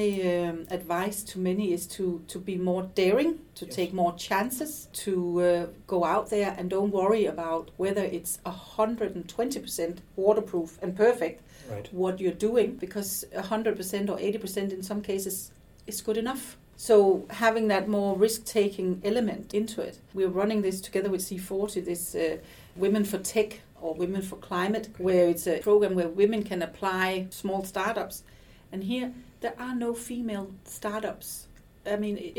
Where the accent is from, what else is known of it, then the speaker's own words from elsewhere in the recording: Denmark; also born or lived in Stockholm, Sweden; we have a different culture in Denmark, where we're a little bit more loose than Sweden